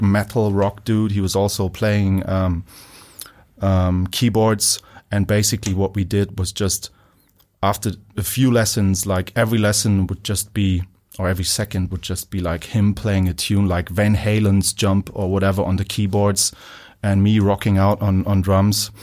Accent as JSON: {"language": "English", "town": "Munich", "region": "Bavaria", "country": "Germany", "tie": "born or raised there", "also_born_or_lived": "Bonn, Germany / Liverpool", "moved": "yes", "said": "Only, like, the first, like, five years of my life, and then, um, came to, uh, Munich."}